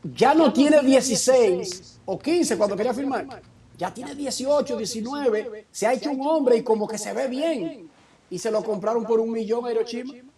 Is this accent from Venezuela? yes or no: no; Dominican Republic; moved away as an adult; now in United States; soy dominicano